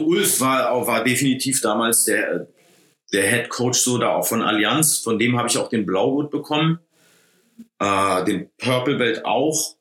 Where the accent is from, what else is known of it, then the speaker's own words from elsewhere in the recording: Berlin, Germany; also born or lived in San Diego / Los Angeles; ich komme aus Berlin